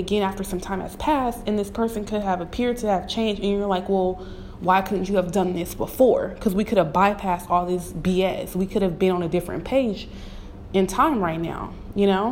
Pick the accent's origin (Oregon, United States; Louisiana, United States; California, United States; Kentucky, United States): California, United States; Bay Area; I'm from the Bay Area